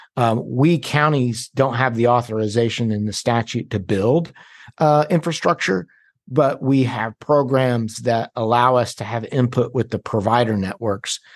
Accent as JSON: {"language": "English", "region": "North Carolina", "country": "United States", "also_born_or_lived": "Washington, D.C.", "said": "I'm from North Carolina. I went to D C for about five years, and then I moved back in ninety-nine"}